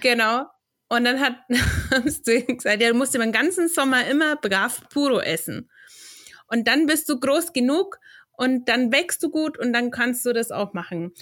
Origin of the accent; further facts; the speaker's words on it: Central Germany, Germany; bei uns in Mitteldeutschland